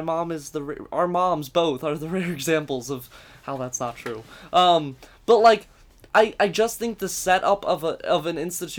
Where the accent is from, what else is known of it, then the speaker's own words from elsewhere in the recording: Virginia Beach, Virginia, United States; Like, I came from Virginia Beach, is considered like one of the third most conservative places in the world.